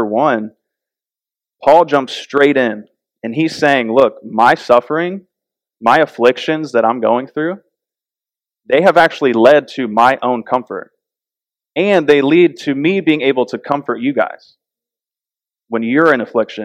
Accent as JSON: {"language": "English", "region": "Florida", "country": "United States", "also_born_or_lived": "North Carolina", "said": "When we lived in North Carolina, we're from Florida"}